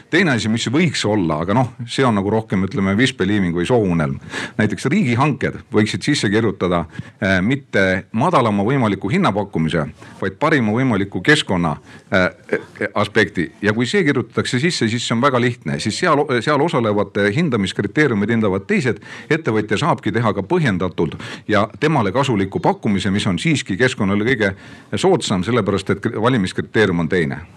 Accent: Ida-Viru County, Estonia; ja olen Ida-Virumaalt

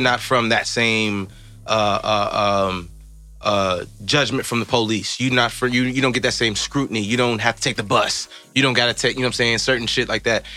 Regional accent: Evanston, Illinois, United States; growing up in Evanston

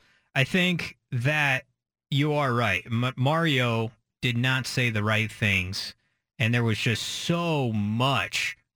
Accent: McMinnville, Oregon, United States; I am from McMinnville. I've grown up around the rivalry my entire life.

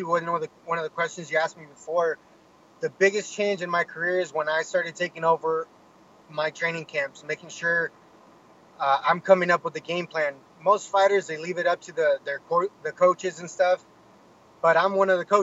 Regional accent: Menifee, California, United States; I grew up in Menifee

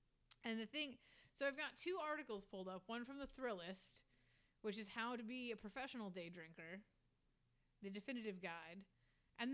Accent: the North, United States; So, yeah, okay, but I'm from the north.

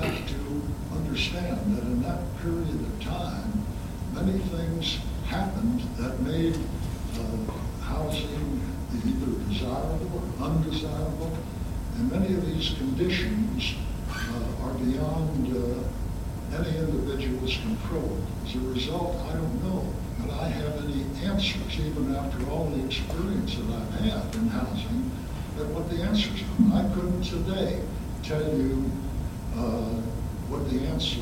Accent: St. Louis, Missouri, United States; I was born on Adelaide Avenue, a house near facing whatever that park is down there.

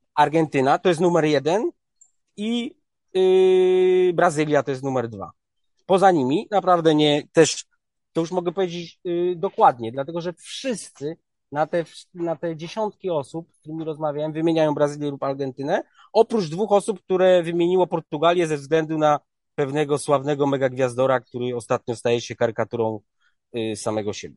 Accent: Poland; jestem z Polski

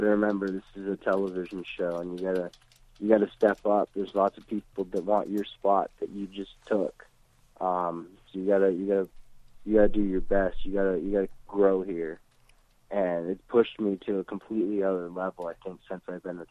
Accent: Kalispell, Montana, United States; also born or lived in South Weymouth, Massachusetts; I was born in South Weymouth, Massachusetts, and when I was a couple months old, my mom moved me to Montana

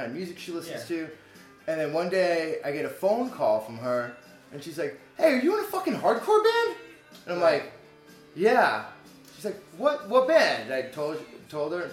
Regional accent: West Palm Beach, Florida, United States; also born or lived in Bergen County, New Jersey; I was born in New Jersey. My mother and I moved down to West Palm, which is where she grew up

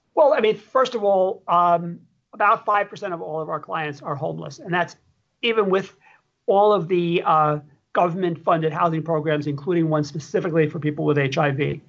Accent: New York City, New York, United States; moved away; I grew up in New York City

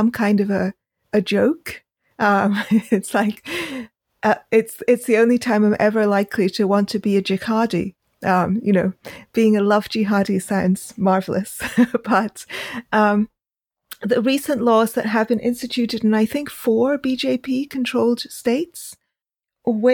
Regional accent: Karachi, Sindh, Pakistan; moved away; also born or lived in United Kingdom / Bombay; I grew up partly in Karachi and then came to the UK in the 80s

